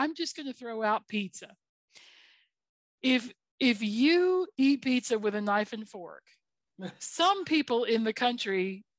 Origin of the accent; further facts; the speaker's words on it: the South, United States; As a Southerner